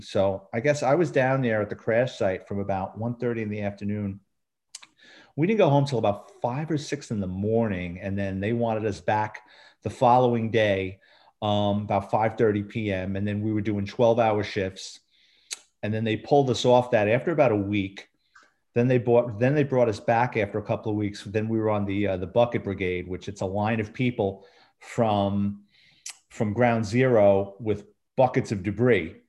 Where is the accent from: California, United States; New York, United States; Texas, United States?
New York, United States; New York City; moved away as an adult; also born or lived in Central Florida; now in Florida, United States; I lived in New York City my entire life.